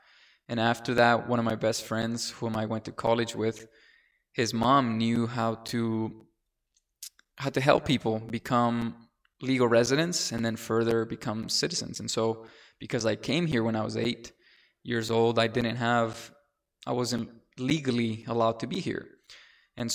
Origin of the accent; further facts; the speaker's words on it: Mexico; moved away; I came from Mexico. I was selected to a charter school.